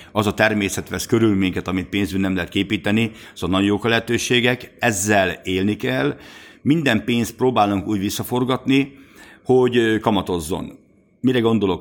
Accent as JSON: {"language": "Hungarian", "country": "Hungary", "said": "mi magyar vállalkozók"}